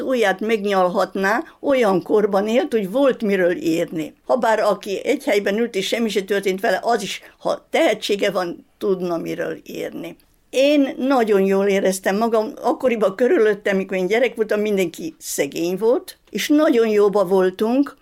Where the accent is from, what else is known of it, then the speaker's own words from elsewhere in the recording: Vršac, Vojvodina, Serbia; moved away as an adult; also born or lived in Sečanj, Banat; én szülővárosomnak Versecet tartom. Húsz éves koromig végig ott voltam